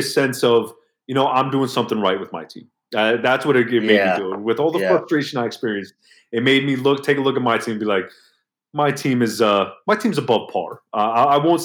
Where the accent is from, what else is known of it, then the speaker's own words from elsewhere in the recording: New York, United States; I'm 33 years old. I'm from New York